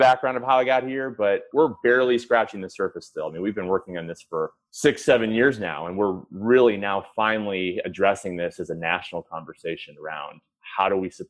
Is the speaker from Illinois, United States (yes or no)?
yes; Chicago, Illinois, United States; I grew up in Chicago. I'm from a big Irish Catholic family.